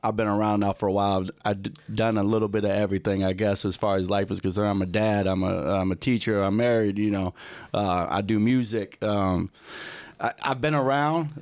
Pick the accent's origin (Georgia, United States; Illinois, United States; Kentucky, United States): Illinois, United States; Lombard; also born or lived in Aurora, Illinois; So I grew up in kinda like the Lombard, um, Glenbard area.